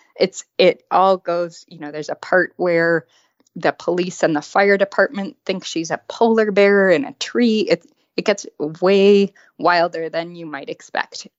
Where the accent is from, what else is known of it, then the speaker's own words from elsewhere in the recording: West Coast, United States; I grew up on the West Coast